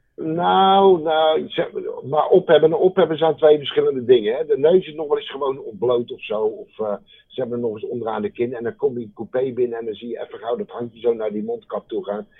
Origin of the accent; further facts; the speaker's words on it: Delft, South Holland, Netherlands; accent: Haags; also born or lived in The Hague; ik kom van oorsprong uit Delft. Van oorsprong.